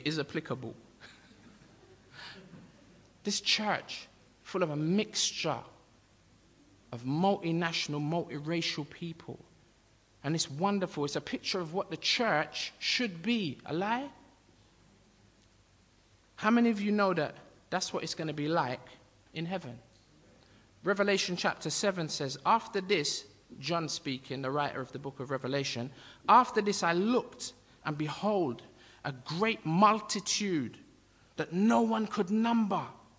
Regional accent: United Kingdom; I'm Jamaican by birth, but I'm native to Britain. I'm of British nationality, although I'm black Jamaican

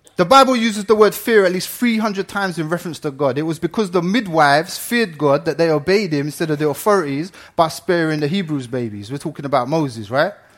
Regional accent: Ireland; now in England; I'm Irish

